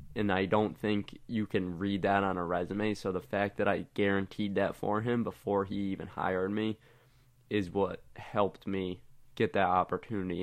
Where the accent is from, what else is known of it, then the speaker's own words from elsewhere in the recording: West Springfield, Massachusetts, United States; I'm from West Springfield, Massachusetts.